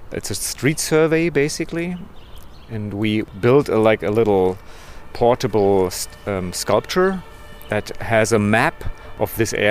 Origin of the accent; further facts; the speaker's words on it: Berlin, Germany; English is a second language; artist, but also make music, and I'm from Berlin.